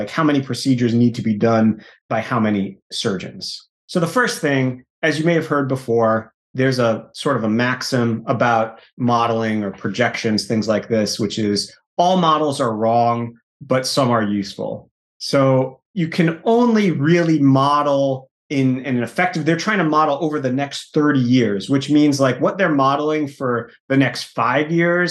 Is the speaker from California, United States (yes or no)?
no; New York, United States; I'm from New York